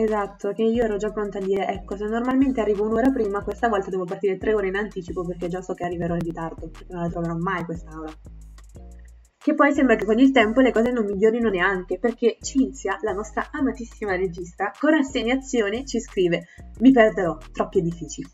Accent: Southern Italy, Italy; accent: terrona (southern Italian); questa mia fantastica pronuncia da terrona

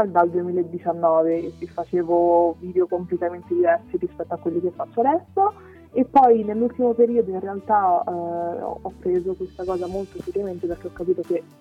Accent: Rome, Lazio, Italy; ho 20 anni, sono di Roma

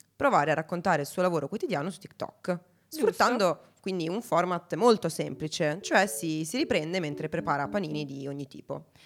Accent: Italy; noi siamo italiani

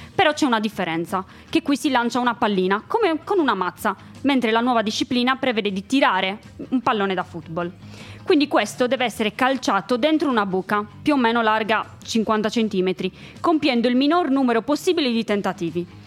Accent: Sardinia, Italy; io son della Sardegna

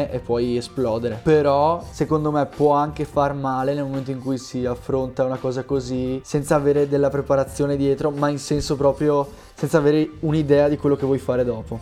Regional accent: Veneto, Italy; vengo dal Veneto

